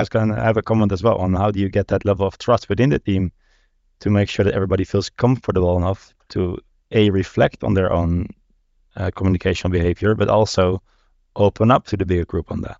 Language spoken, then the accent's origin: English; Netherlands; moved away; I am originally Dutch